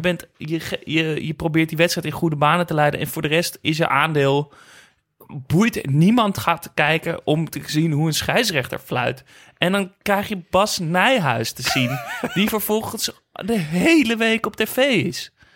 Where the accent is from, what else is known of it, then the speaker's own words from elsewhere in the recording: Netherlands; ik uit Nederland kwam